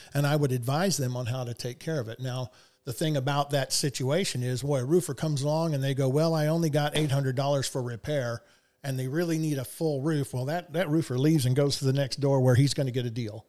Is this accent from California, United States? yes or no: no; Houston, Texas, United States; I was from Houston